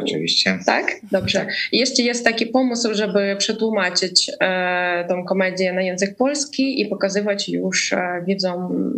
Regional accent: Ukraine; też jestem z Ukrainy

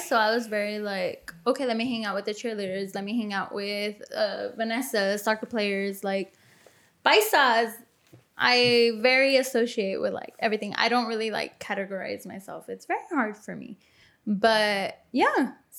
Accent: Montclair, California, United States; I'm from Montclair. I'm originally born.

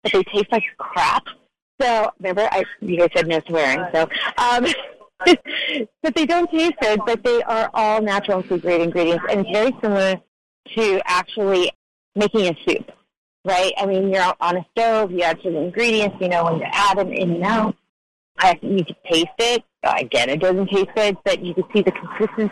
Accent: Ukraine; moved away; I was born in the Ukraine when it was still under Soviet rule

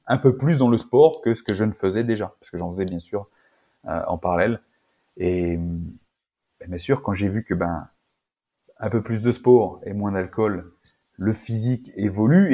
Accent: Auvergne-Rhône-Alpes, France; Je viens d'Auvergne, dans la campagne, alimentation rustique

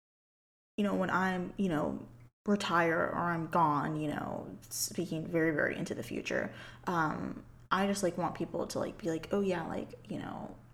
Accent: St. Petersburg, Florida, United States; born or raised there

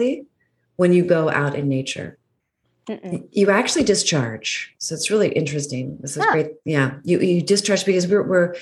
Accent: Fairfax, Virginia, United States; moved away; I grew up in Northern Virginia

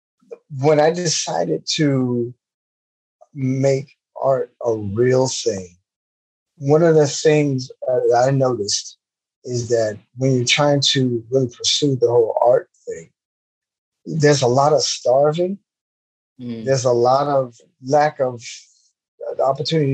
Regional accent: Miami, Florida, United States; I grew up in Miami, Florida. I was born and raised in an area in Miami called South Miami Heights

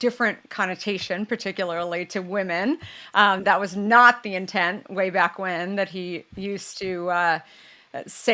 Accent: Scottsdale, Arizona, United States; I grew up in Scottsdale

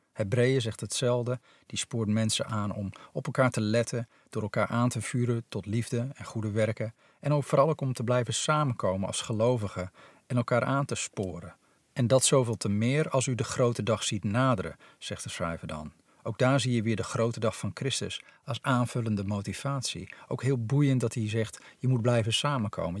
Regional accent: Netherlands; also born or lived in Nepal; hier in ons polderlandje

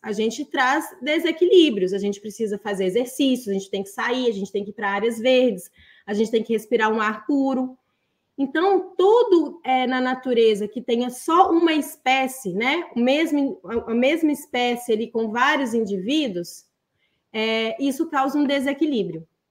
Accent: Belo Horizonte, Minas Gerais, Brazil; eu nasci num apartamento em Belo Horizonte, Minas Gerais

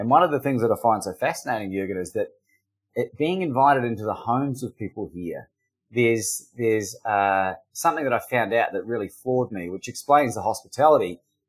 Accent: New Zealand; also born or lived in Australia; I grew up in New Zealand and I'm half Australian. So if you're confused by my accent, that's why.

